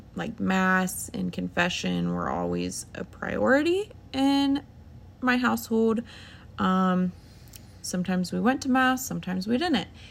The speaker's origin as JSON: {"language": "English", "region": "Ohio", "country": "United States", "said": "I'm thirty-two, and, um, we're from Ohio."}